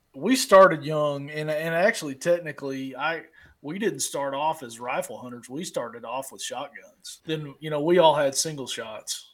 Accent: United States; I'm from Perry County.

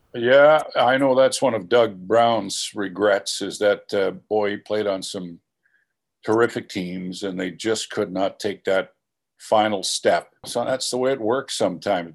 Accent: Regina, Saskatchewan, Canada; moved away as an adult; now in Winnipeg, Canada; I grew up in Regina

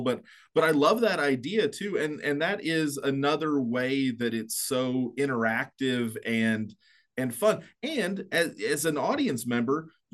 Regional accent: Edmond, Oklahoma, United States; I grew up in Edmond

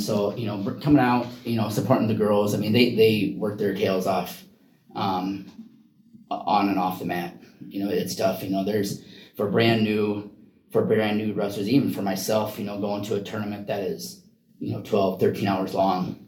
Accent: Iowa, United States; now in Oregon, United States; I'm originally from Iowa

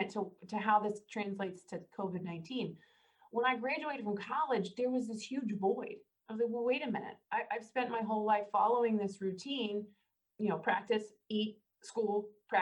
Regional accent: Northern Kentucky, United States; I'm actually a Northern Kentuckian. I was born in Kentucky

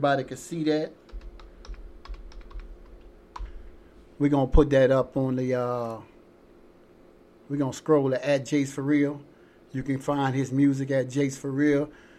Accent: Louisiana, United States; I'm from Louisiana.

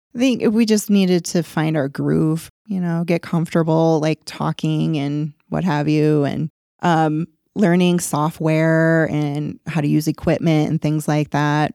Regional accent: Rochester, New York, United States; moved away; my hometown, Rochester

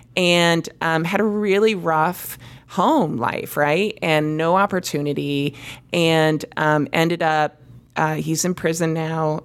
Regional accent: East Lansing, Michigan, United States; I grew up in East Lansing, Michigan.

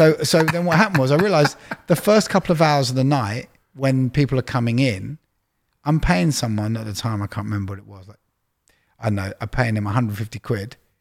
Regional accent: London, United Kingdom; moved away as an adult; also born or lived in Leeds; I grew up in Widgemoor Hill, Palmer's Green

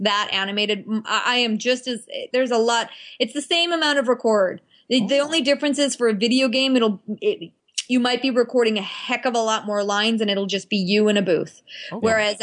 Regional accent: Ottawa, Ontario, Canada; moved away; I went to high school in Ottawa, so that was kind of like inaugural with my hometown

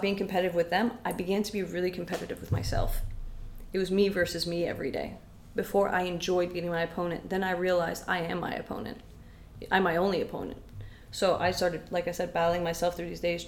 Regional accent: London, Ontario, Canada; English is a second language; also born or lived in Syria / Windsor, Ontario; I grew up in London

